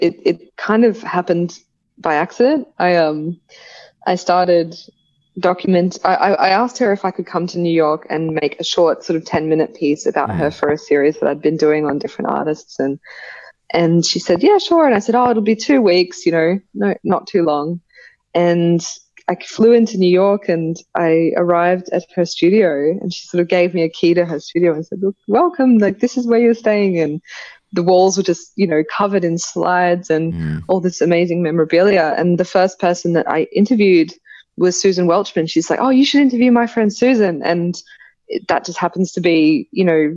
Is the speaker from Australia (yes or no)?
yes; Brisbane, Queensland, Australia; now in Sydney, Australia; I just sort of got into graffiti and street art through friends growing up in Brisbane.